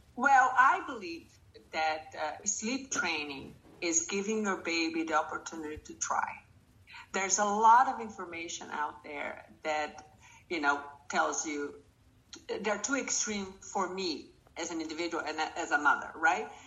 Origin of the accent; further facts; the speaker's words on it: Brazil; moved away; I'm from Brazil